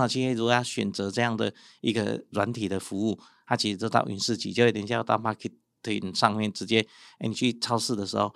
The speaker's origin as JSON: {"language": "Chinese", "town": "Yilan", "region": "Yilan County", "country": "Taiwan", "also_born_or_lived": "Taipei", "moved": "as an adult", "said": "像我们从宜兰出，来台北读书"}